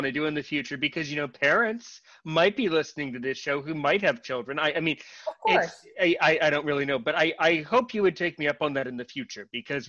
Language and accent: English; United States; I'm American.